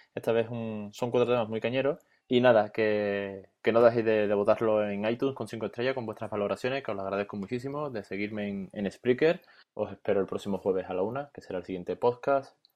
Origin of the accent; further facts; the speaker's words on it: Seville, Andalusia, Spain; yo soy de Sevilla